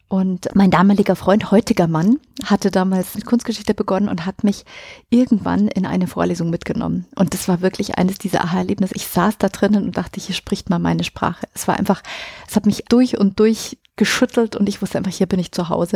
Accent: Munich, Bavaria, Germany

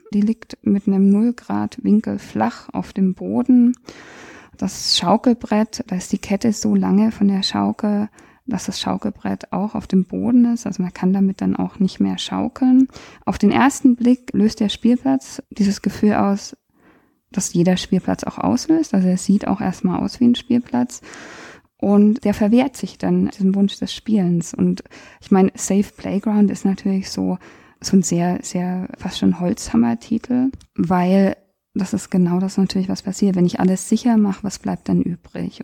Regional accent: Germany; als Deutsche

